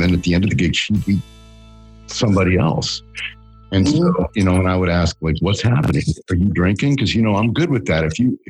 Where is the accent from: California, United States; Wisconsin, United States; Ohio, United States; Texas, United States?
Ohio, United States; Akron; I'm a recovering alcoholic addict. And I live in Akron, Ohio, dude, believe it or not. Akron, Ohio.